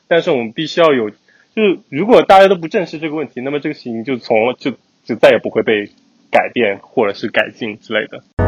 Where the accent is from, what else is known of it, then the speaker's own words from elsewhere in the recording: China; moved away as an adult; now in United States; 作为我们在，在国内出生的人来说